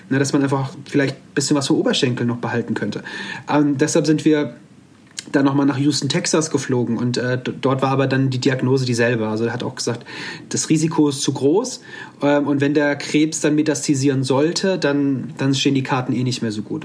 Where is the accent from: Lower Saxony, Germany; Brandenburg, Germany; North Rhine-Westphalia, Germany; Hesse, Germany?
Hesse, Germany; Offenbach district, near Frankfurt am Main; Ich komme aus dem Kreis Offenbach am Main ähm, in der Nähe von Frankfurt am Main